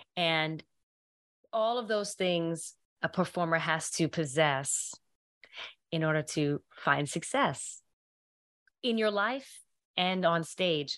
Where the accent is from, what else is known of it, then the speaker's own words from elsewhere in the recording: New York, United States; I'm originally from New York.